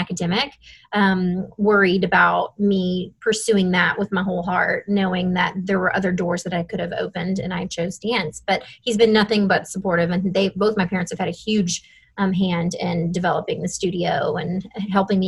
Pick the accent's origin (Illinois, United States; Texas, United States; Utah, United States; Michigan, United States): Texas, United States; Dallas; moved away as an adult; also born or lived in Austin, Texas; now in Fort Worth, United States; I was born and raised in Dallas and then went to school in Austin